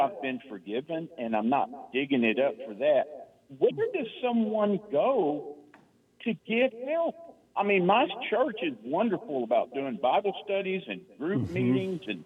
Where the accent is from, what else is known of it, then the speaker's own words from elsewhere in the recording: Temple, Texas, United States; now in Waco, United States; I was born in Temple, Texas, which is south